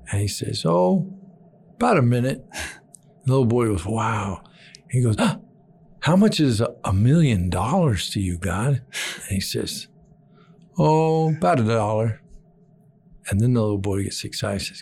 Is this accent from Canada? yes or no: no; Argentina; moved away as an adult; also born or lived in Texas, United States; I was born in Texas, grew up in Argentina the, from the age of four to finishing high school.